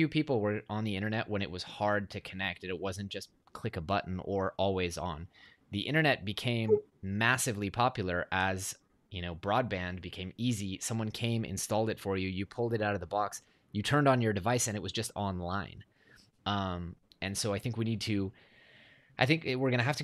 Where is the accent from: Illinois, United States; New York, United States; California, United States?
California, United States; Silicon Valley; I grew up in Silicon Valley